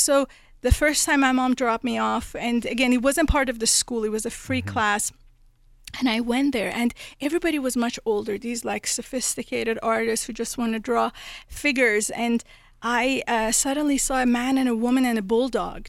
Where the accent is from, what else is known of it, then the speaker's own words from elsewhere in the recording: Tehran, Tehran Province, Iran; moved away; I was born in Tehran, Iran